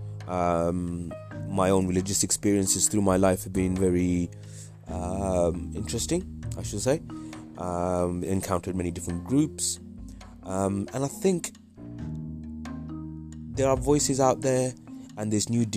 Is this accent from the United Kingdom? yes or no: yes; Midlands, United Kingdom; also born or lived in Wales / North of England; I was born in Wales, lived most of my life in the Midlands